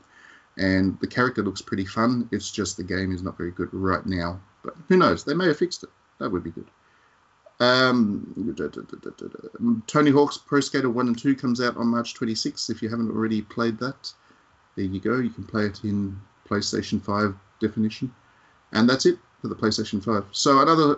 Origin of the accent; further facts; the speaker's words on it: Australia; As an Australian